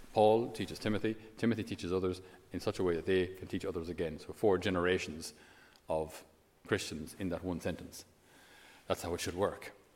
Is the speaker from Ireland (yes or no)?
yes; Ireland; us as Irish